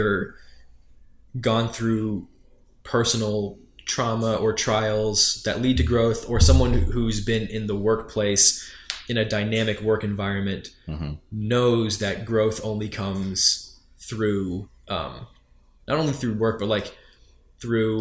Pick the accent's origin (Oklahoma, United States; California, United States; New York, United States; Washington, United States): New York, United States; I am from New York